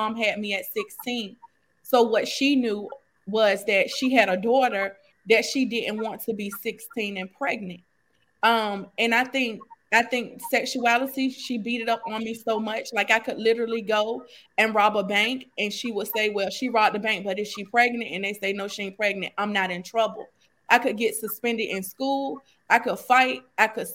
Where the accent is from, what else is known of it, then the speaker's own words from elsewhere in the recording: Norfolk, Virginia, United States; I'm from Norfolk, Virginia